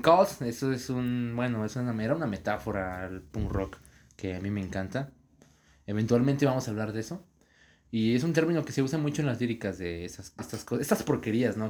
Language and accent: Spanish; Saltillo, Coahuila, Mexico; first language Spanish; somos de Saltillo Coahuila